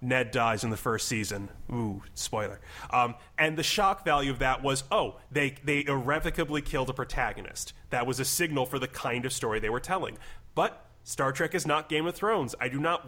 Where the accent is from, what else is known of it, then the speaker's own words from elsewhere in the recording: Midwest, United States; I'm from the Midwest